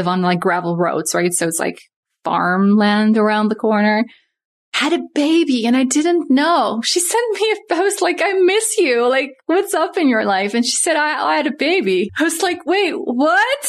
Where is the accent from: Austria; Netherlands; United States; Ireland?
Netherlands; also born or lived in Saskatoon area, Saskatchewan, Canada; now in Saskatoon, Canada; I'm from Holland, so moved